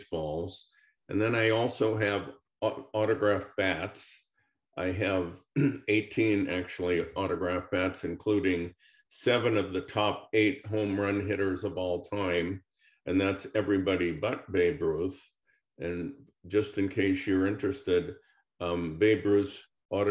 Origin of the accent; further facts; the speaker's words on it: San Francisco, California, United States; I was born and raised in San Francisco